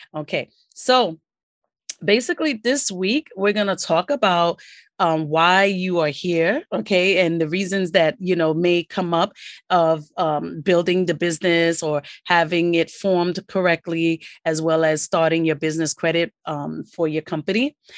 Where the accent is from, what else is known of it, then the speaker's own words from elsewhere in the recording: New York City, New York, United States; also born or lived in Queens, New York City; I'm from New York City, as you know. Born and raised, um, live in New York City, and I'm from Brooklyn